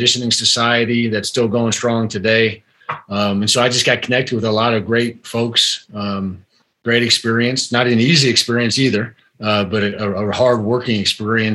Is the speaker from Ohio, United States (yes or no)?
yes; Cleveland, Ohio, United States; I grew up in Cleveland, Ohio